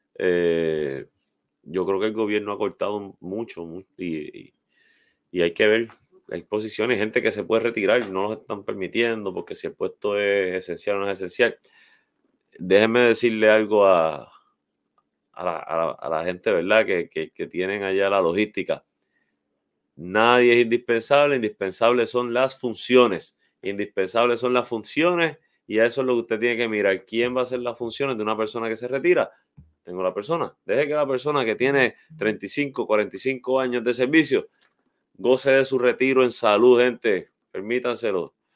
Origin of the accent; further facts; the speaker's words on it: Arecibo, Puerto Rico; para muchos de nosotros que crecimos ahí en Vista Azul, Jardines, ¿verdad? Y áreas adyacentes en Albaja